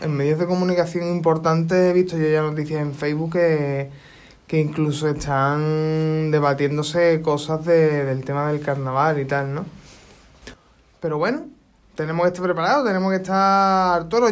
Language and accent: Spanish; Isla Cristina, Andalusia, Spain; yo soy de Isla Cristina